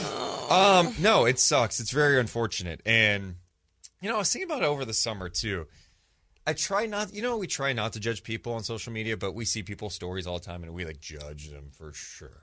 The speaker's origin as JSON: {"language": "English", "town": "Sacramento", "region": "California", "country": "United States", "tie": "born or raised there", "said": "we're all born and raised in Sacramento"}